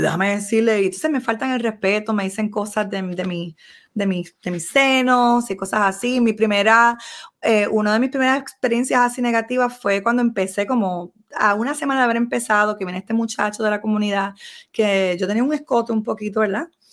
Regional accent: Puerto Rico; como todo puertorriqueño

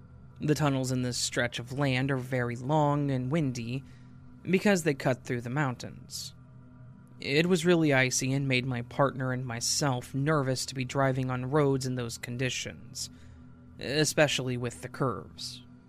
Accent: Denver, Colorado, United States; We're from Denver, so We drive in the mountains a lot, and I'm fairly accustomed to it.

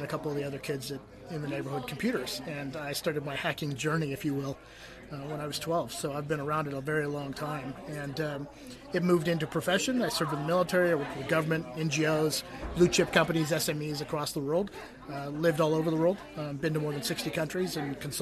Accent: Silicon Valley, California, United States; now in North Carolina, United States; I grew up in Silicon Valley, in and out of the city, so I've been around computers my entire life.

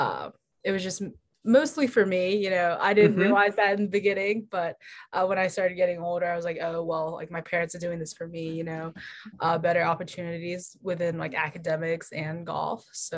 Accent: Houston, Texas, United States; also born or lived in Melbourne, Australia; I'm actually from Houston, Texas, but I wasn't actually born here at all. I was born in Melbourne, Australia.

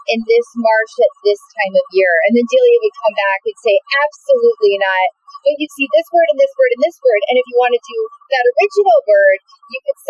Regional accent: the South, United States; I'm from the South

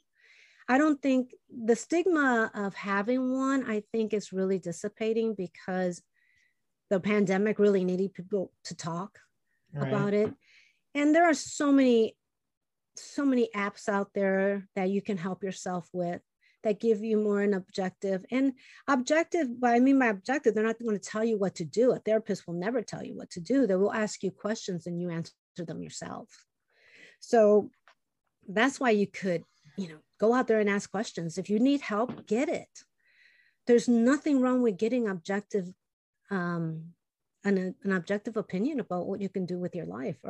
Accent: Chicago, Illinois, United States; first language Spanish; English is a second language; born and raised in Chicago, my parents came from Puerto Rico, and, you know, they only spoke Spanish

